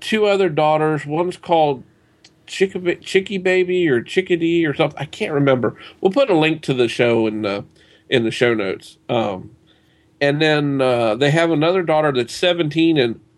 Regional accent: Southern U.S., United States; accent: Southern; I don't know if my accent comes across as being from the Southern U.S. or not.

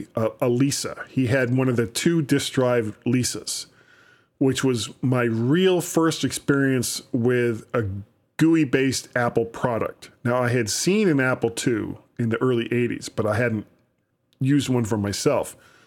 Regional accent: London, United Kingdom; accent: London; I have a London accent.

